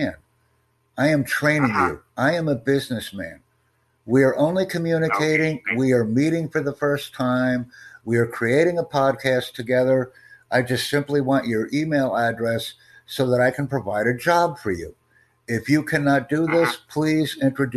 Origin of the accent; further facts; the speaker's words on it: United States; also born or lived in Chicago area; I'm from the United States